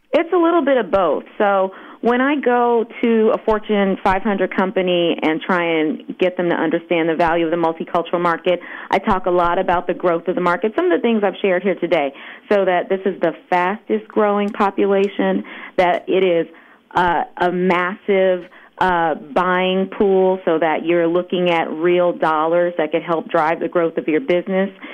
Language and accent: English; Los Angeles, California, United States; born or raised there